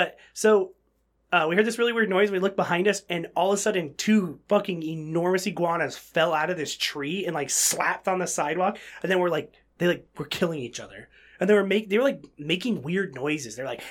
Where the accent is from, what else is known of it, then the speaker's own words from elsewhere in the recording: Fremont, California, United States; There was these theaters in my hometown in Fremont.